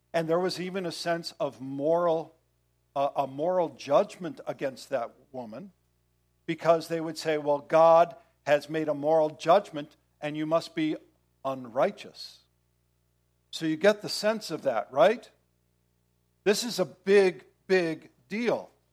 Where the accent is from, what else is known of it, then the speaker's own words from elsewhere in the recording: United States; as American Christians